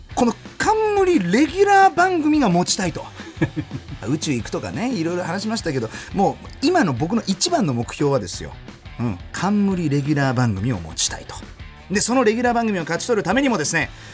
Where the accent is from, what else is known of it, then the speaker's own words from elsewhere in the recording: Germany; 1990年6月29日ドイツ生まれの30歳